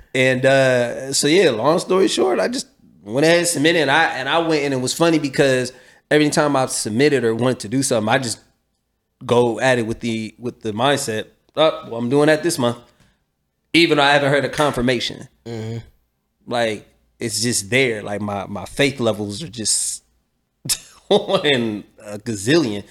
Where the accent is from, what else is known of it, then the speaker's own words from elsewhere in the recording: Columbus, Ohio, United States; I'm from Columbus, 800 South Champion, right here